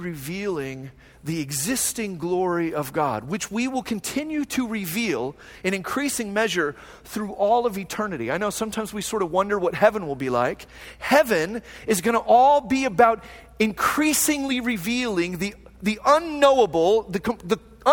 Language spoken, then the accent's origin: English; Phoenix, Arizona, United States; moved away as an adult; also born or lived in Long Beach, California; now in Fullerton, United States; a guy who grew up in Phoenix